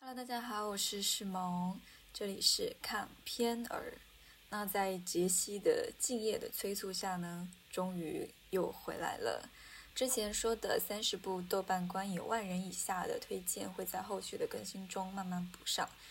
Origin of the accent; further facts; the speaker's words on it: Hunan, China; 作为一个湖南人